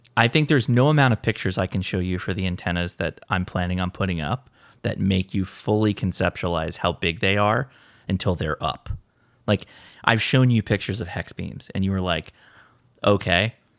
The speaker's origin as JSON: {"language": "English", "region": "California", "country": "United States", "said": "We're Californians, though, so we don't enunciate T's to begin"}